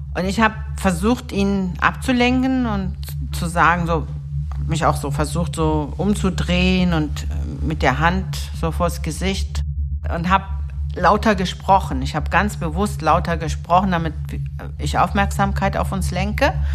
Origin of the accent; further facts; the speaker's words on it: Berlin, Germany; also born or lived in Istanbul, Turkey; bin mit sechs Jahren nach Berlin, Wedding, umgezogen. Meine Eltern sind als Gastarbeiter hergekommen und haben uns nachgeholt, uns Kinder. Und ich bin hier in der Liebenwalder Straße groß geworden.